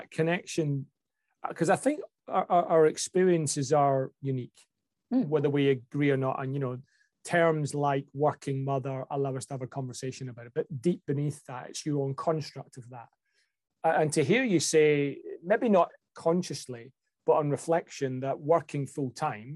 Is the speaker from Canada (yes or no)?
no; Scotland, United Kingdom; moved away; I grew up in Scotland, as you know, in a, you know, pretty working class average household.